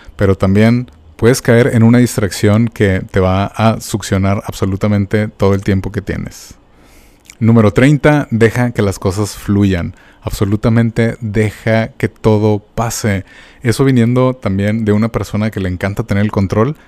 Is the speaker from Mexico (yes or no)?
yes; Mexico; como mexicanos